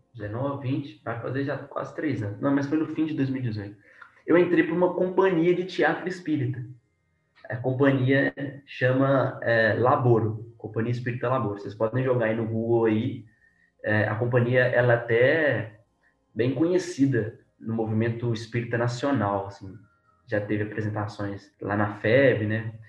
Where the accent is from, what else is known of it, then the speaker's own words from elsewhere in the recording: Belo Horizonte, Minas Gerais, Brazil; sou de Belo Horizonte, né, Minas Gerais